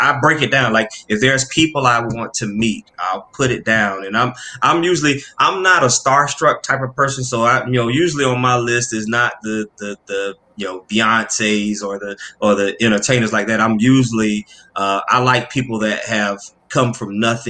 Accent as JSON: {"language": "English", "region": "Florida", "country": "United States", "tie": "born or raised there", "also_born_or_lived": "New York", "moved": "as an adult", "lives_now": "Atlanta, United States", "said": "I'm born and raised in Florida"}